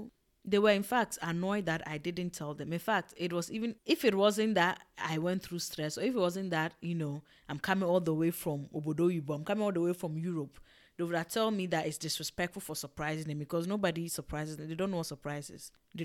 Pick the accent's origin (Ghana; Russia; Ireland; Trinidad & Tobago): Ghana; also born or lived in Togo; Okay, I grew up in Ghana and in Togo. So I just saw my entire like childhood there.